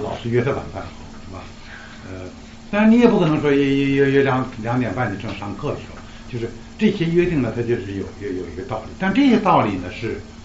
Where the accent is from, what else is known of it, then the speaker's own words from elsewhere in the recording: China; 我们中国人